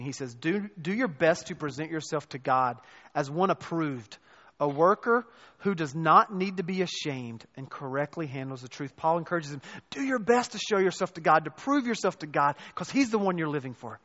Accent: the Bible Belt, the South, United States; moved away as an adult; also born or lived in North Carolina / Chicago; born and raised in the South, in the Bible Belt

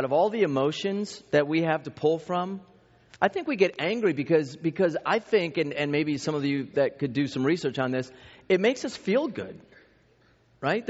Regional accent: East Coast, United States; I grew up in the East Coast

